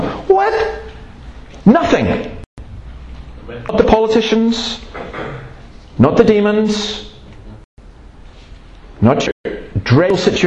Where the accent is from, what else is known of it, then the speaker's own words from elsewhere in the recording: Scotland, United Kingdom; I'm Scottish